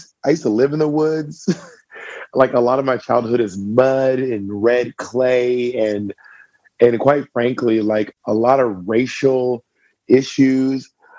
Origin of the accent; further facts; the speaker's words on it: the South, United States; also born or lived in Columbus, Georgia / Alabama / Mississippi; I was raised in Georgia, Alabama, and Mississippi.